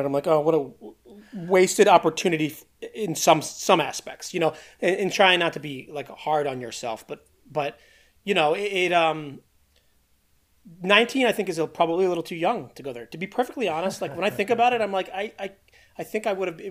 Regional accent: Philadelphia, Pennsylvania, United States; moved away as an adult; I grew up in Philly

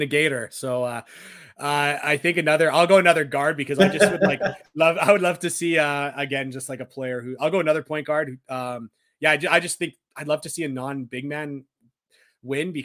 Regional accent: Canada; as a Canadian, our Thanksgiving is in October

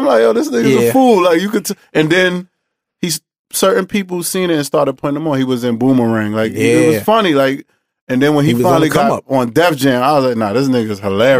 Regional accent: New York City, New York, United States; I'm from Coney Island and Coney Island Bed-Stuy.

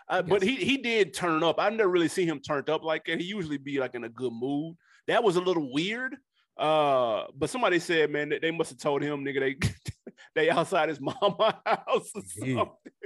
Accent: Queens, New York, United States; And I'm from Queens, too.

